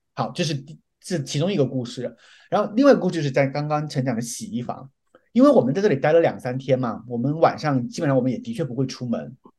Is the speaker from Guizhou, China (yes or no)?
yes; Guizhou, China; 我还是是自己贵州人